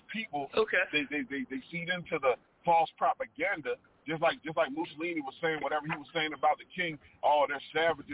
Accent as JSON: {"language": "English", "country": "United States", "said": "I'm from America"}